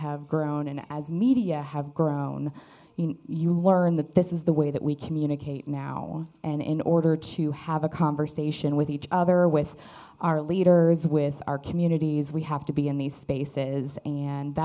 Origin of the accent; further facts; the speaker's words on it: Valley Center, Kansas, United States; I'm from Valley Center, Kansas, which is like 20 minutes north of here.